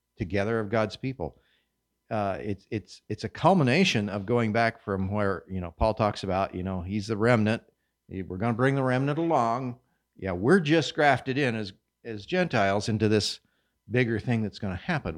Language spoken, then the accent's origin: English; Kansas, United States; moved away; I come from Kansas, hard red winter wheat. We sowed that in the fall